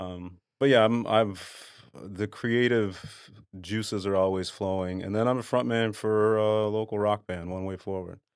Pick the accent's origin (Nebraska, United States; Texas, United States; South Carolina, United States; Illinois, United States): Texas, United States; Dallas; moved away as an adult; I grew up in Dallas. Um, born and raised there until I joined the military.